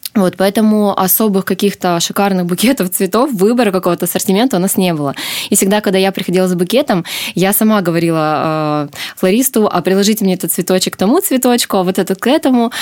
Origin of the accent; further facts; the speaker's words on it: Korsakov, Sakhalin Oblast, Russia; я родилась и по сей день живу на Сахалине, в городе Корсаков